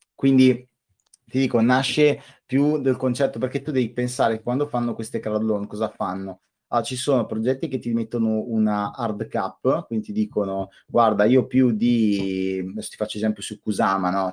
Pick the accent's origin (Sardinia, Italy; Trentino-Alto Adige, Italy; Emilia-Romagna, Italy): Trentino-Alto Adige, Italy; Io sono del Trentino